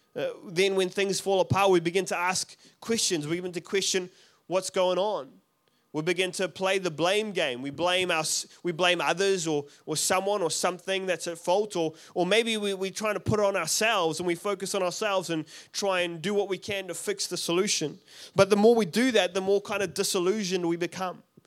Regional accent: South Africa; moved away; I'm from South Africa originally. I don't have an accent.

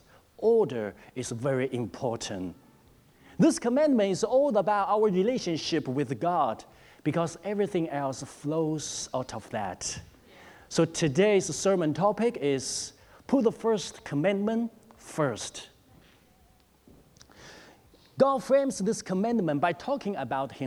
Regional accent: China; moved away; As I grew up in China

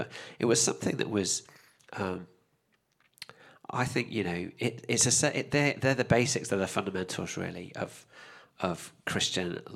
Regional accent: United Kingdom; me as a Brit

